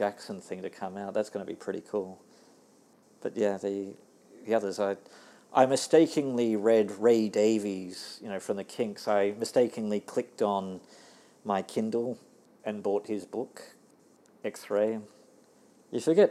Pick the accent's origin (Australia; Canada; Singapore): Australia; accent: Aussie; now in Tokyo, Japan; my Aussie accent.